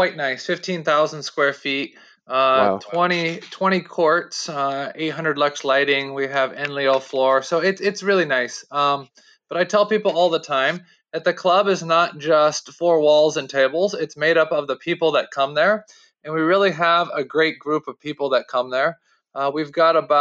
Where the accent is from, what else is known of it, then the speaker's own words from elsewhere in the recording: Northeast Ohio, United States; also born or lived in Canada; I grew up here in Northeast Ohio